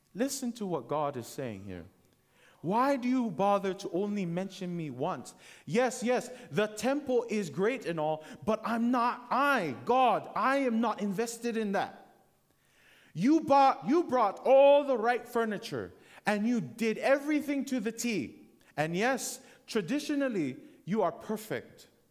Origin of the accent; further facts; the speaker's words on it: Hawaii, United States; moved away; I was born and raised in the Adventist church in Hawaii